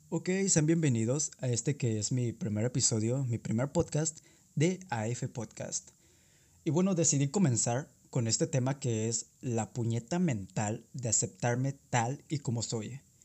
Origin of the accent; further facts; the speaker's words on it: southern Tamaulipas, Mexico; un emprendedor de 19 años de la zona sur de Tamaulipas